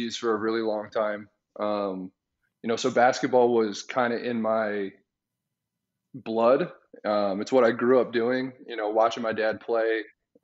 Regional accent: Chicago, Illinois, United States; moved away as an adult; now in Phoenix, United States; I grew up in the suburbs

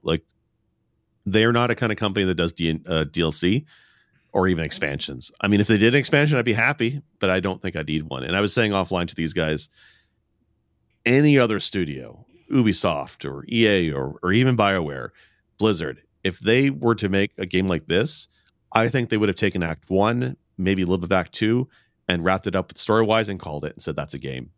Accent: Canada; I'm Canadian

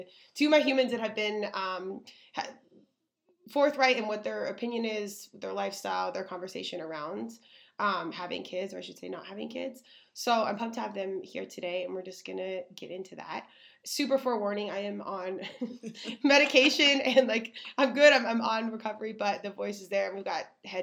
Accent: Colorado, United States; I love my Colorado.

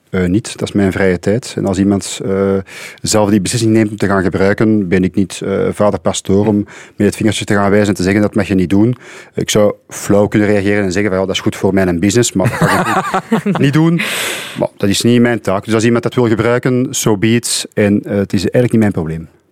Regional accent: Antwerp, Flanders, Belgium; Ik kom zelf uit Antwerpen.

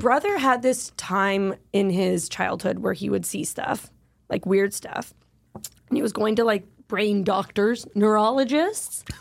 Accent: Canada; I am Canadian

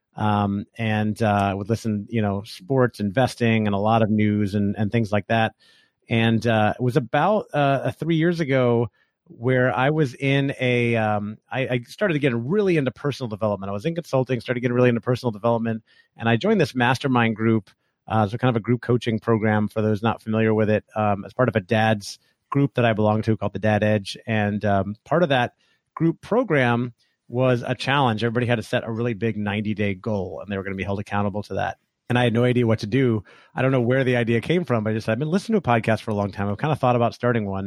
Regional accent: Orlando, Florida, United States; moved away as an adult; also born or lived in California; I grew up in Orlando, Florida, where I live now

